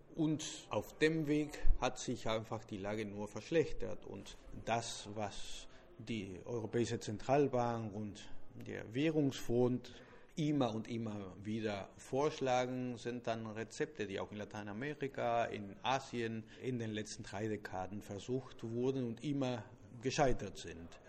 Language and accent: German; Argentina; German is a second language; als Argentinier